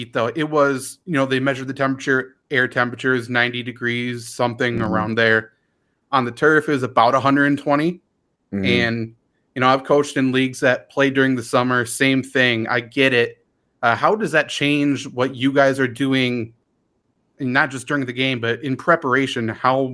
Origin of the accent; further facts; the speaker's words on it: Wisconsin, United States; I'm from Wisconsin